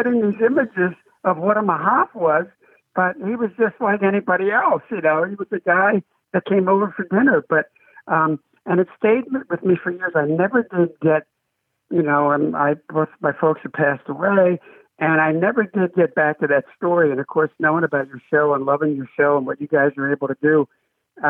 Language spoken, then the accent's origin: English; Philadelphia, Pennsylvania, United States; now in Madison, United States; when I was a young man growing up in Philly in the 1950s